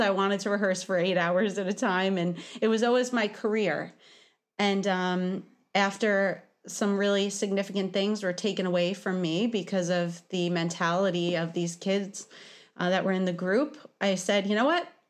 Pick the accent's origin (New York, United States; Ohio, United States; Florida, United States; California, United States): New York, United States; New York City; I think it's due to me being a New Yorker. Uh, I was born in Brooklyn